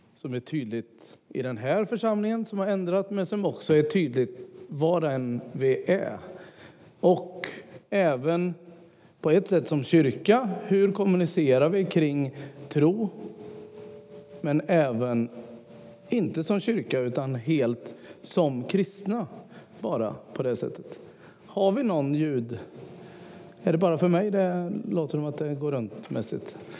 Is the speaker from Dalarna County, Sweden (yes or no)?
no; Tibro, Västra Götaland, Sweden; moved away; Det här är i alla fall den församling där jag är uppvuxen, eller jag var barn här